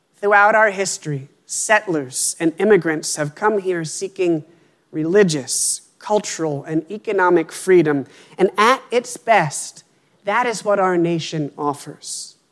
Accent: Pennsylvania, United States; moved away as an adult; now in Worcester, United States; until we moved here, I had lived in Pennsylvania my whole life

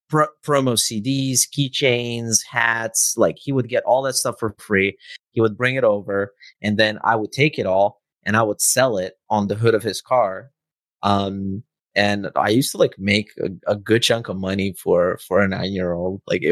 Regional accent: Novi Sad, Vojvodina, Serbia; It's called Exit. It's in my hometown

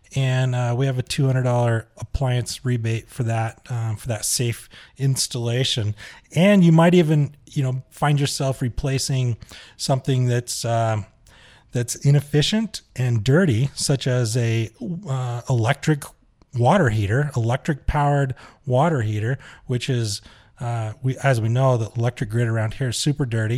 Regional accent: Huntsville, Utah, United States; my hometown, Huntsville, Utah

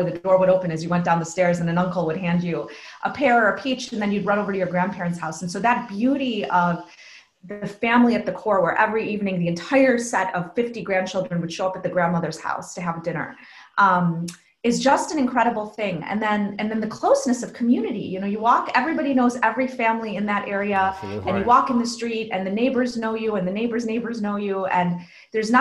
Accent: United States; all the privileges of growing up in the United States in this amazing country

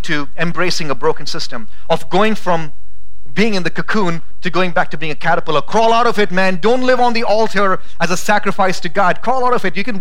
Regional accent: India; now in Boise, United States; growing up in India, we had a lot of trees around my house

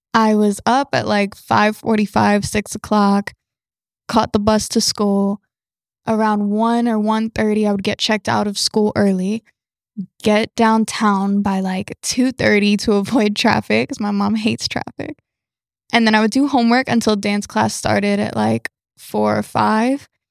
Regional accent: Georgia, United States; also born or lived in Florida; We relocated to Georgia

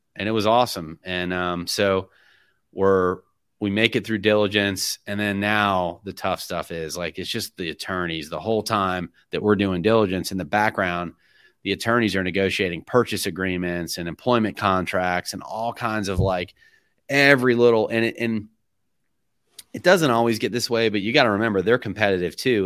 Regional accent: Middleburg, Florida, United States; I'm from Middleburg, Florida.

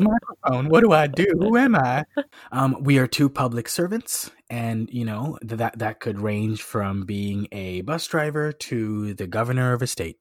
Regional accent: Washington, United States; moved away as an adult; now in Atlanta, United States; I knew a lot about my my home state

